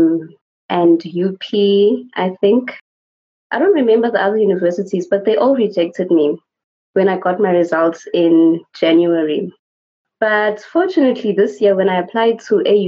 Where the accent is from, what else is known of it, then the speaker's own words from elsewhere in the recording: Soweto, Gauteng, South Africa; I'm from Soweto and I'm 20 years of age